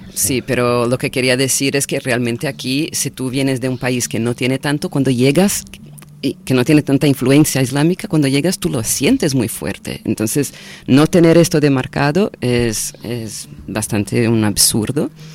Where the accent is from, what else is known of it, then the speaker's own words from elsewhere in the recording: Brazil; Spanish is a second language; also born or lived in Florianópolis; now in Barcelona, Spain; nosotros como, como brasileños, brasileñas